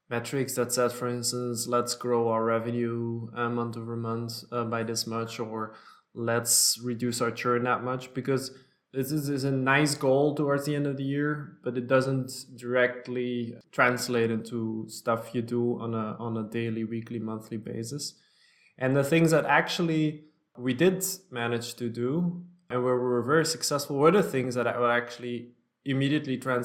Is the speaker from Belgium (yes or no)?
yes; Belgium; also born or lived in New York State, United States / Antwerp, Belgium; I'm both a U.S. citizen and Belgian. My parents are Belgian, but we lived in the States when I was very small.